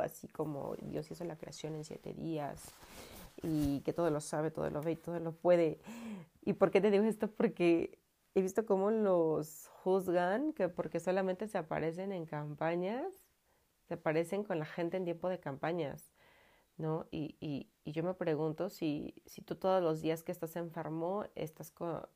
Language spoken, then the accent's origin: Spanish; Mexico; aquí en mi pueblo se ocupan los velorios